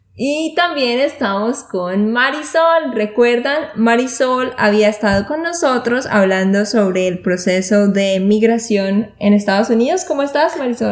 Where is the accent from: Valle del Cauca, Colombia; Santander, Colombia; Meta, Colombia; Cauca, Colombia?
Santander, Colombia; now in Austin, United States; de Santander, Colombia